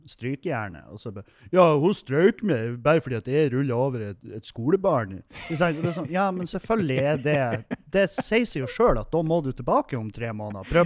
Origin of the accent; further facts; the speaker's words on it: Meløy, Nordland, Norway; moved away; etter jeg flytta fra Meløy